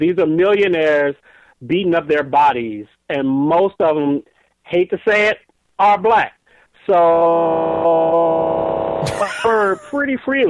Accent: Detroit, Michigan, United States; now in Chicago, United States; I'm originally from Detroit.

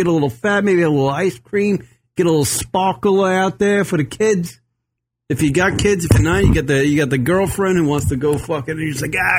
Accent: Long Island, New York, United States; being a Long Island

